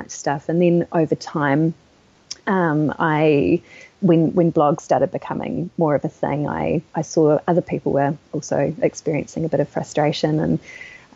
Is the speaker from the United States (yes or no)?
no; Wellington, New Zealand; Today you find me in my hometown, Wellington, in New Zealand